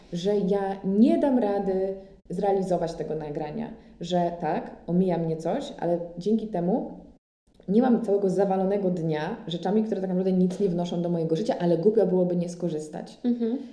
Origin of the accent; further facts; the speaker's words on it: Łódź, Łódź Voivodeship, Poland; now in Paris, France; żałowałam, że jestem z Łodzi i moja mama nie mieszka w Warszawie